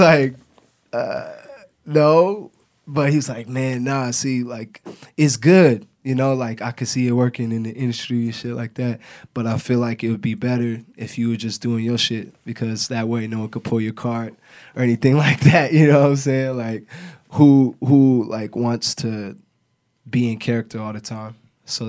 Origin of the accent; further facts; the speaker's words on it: Portland, Oregon, United States; moved away; I'm really from Portland Kaiser Hospital. You know, it's Adidas now, but you know, I'm from North Portland, man, St. John's